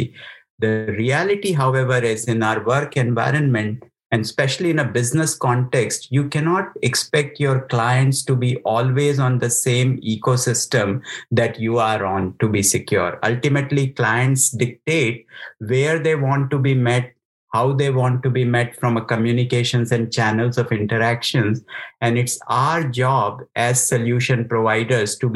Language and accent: English; India; moved away as an adult; also born or lived in United Kingdom; I grew up in India, studied there as an engineer, went to UK for work, did some work in India as well. And then opportunity just brought me here